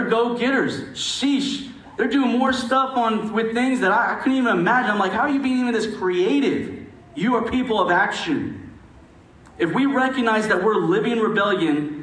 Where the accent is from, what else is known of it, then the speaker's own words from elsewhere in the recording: United States; as an American